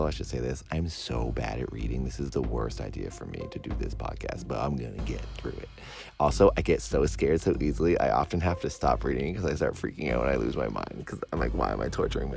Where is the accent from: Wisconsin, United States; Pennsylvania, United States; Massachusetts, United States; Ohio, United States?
Massachusetts, United States; Cape Cod; moved away; Since I'm from Massachusetts, and in particular Cape Cod, which is if you look at Massachusetts, it's the flexing arm part of the state. That is Cape Cod, and that's where I grew up